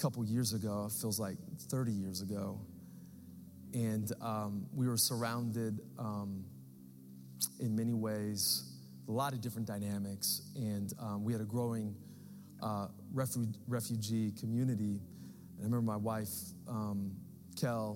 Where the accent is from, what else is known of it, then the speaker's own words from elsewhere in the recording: United States; as American Christians